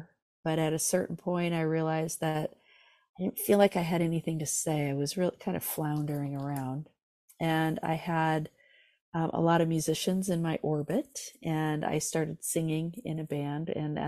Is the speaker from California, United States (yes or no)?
yes; California, United States; So I grew up in Southern California in Orange County, and music was all around me